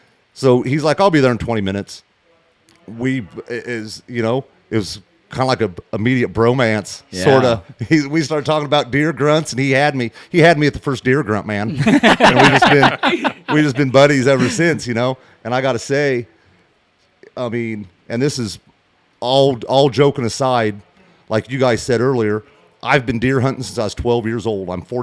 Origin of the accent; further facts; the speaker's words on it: Henderson County, Illinois, United States; We're in Warren right now, but I'm from Henderson County, Illinois.